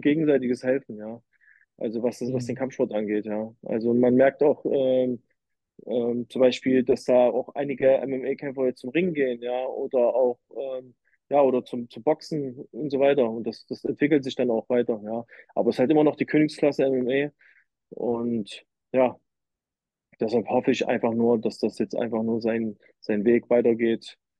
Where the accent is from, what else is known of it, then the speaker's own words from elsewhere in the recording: Leipzig, Saxony, Germany; Ich komme ja aus Leipzig